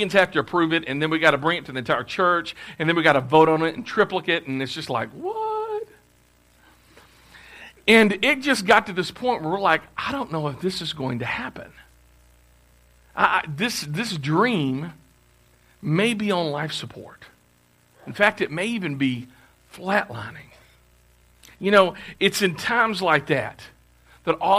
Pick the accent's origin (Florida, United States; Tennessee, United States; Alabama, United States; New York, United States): Tennessee, United States; Clarksville; moved away; I'm from Clarksville, but we had moved back to Clarksville because my home church had contacted us